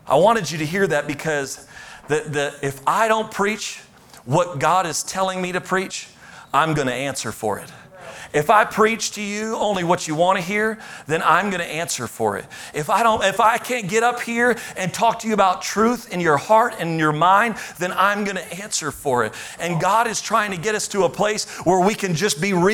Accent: United States

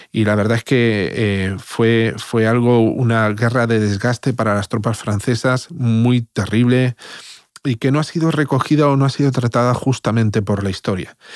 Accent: Spain; somos así los españoles, muchas veces defendemos nuestra tierra

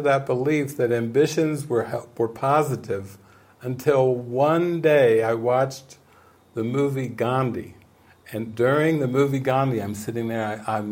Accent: United States; I've grown up as an American, as a capitalist

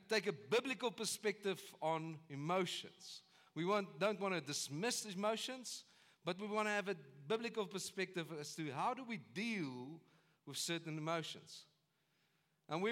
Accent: South Africa; as South Africans

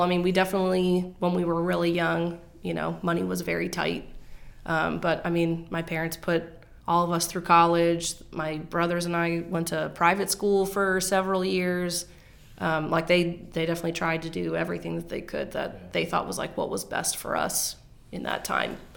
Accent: Maryland, United States; also born or lived in Washington, D.C. / Philadelphia, Pennsylvania; moving to what my sister called Calville, Maryland

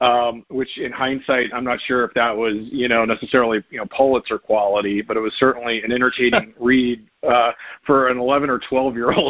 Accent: North Carolina, United States; when I was growing up in North Carolina

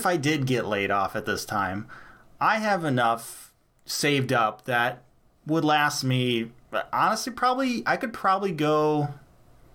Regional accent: United States; I love being an American

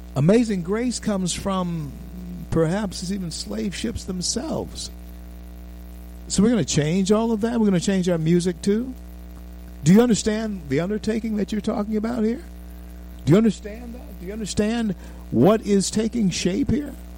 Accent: Louisiana, United States; I'm from Louisiana.

